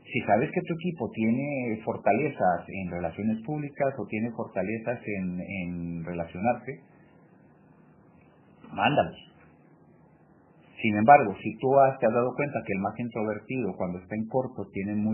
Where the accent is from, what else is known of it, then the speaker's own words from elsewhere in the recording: Mexico; Bueno, pues sí … también mexicano